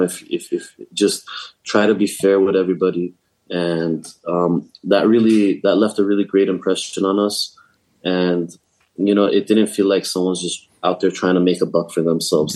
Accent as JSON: {"language": "English", "town": "Los Angeles", "region": "California", "country": "United States", "said": "I'm from California, from"}